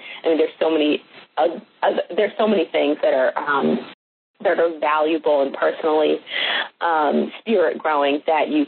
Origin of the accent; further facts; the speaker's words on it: Boston, Massachusetts, United States; now in Mississippi, United States; And the students in Mississippi, where I live currently, I'm a transplant from Boston.